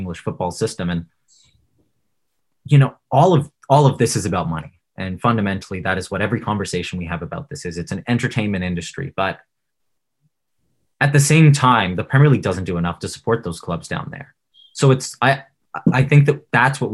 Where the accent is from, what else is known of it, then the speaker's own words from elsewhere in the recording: Ontario, Canada; We're all from Ontario